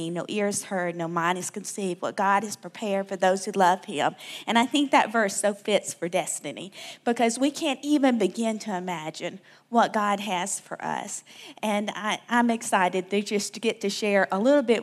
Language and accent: English; South Alabama, United States; moved away; I'm from Alabama, South Alabama